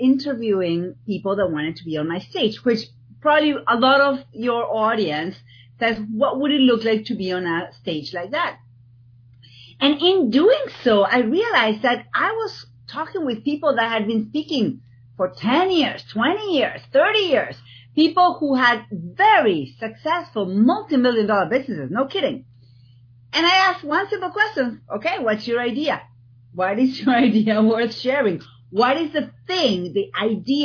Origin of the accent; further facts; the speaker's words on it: Argentina; now in East Coast, United States; people are going to spend the next whatever minutes trying to figure out my accent. I'm from Argentina